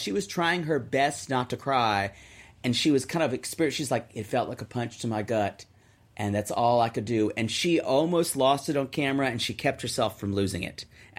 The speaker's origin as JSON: {"language": "English", "area": "the South", "region": "Southern United States", "country": "United States", "tie": "born or raised there"}